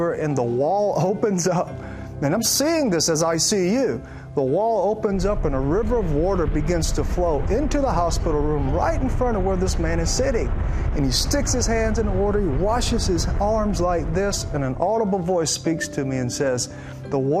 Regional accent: Alabama, United States; I grew up in Alabama, and there was a church on every single corner

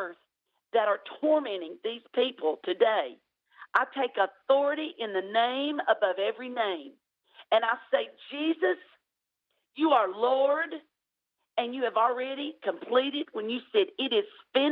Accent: United States; I may sound like I'm from Tennessee, Alabama area, and I am. But I can't change my accent. I've been living here all my life.

